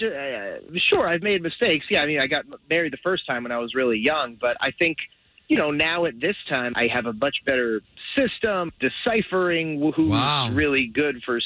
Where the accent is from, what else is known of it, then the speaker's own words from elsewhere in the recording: Altamonte Springs, Florida, United States; I'm from Altamont Springs.